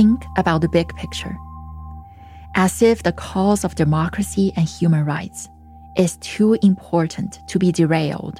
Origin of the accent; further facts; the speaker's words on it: China; English is a second language; moved away; It's the first time I heard my native tongue spoken in such a bold fashion in my birth country.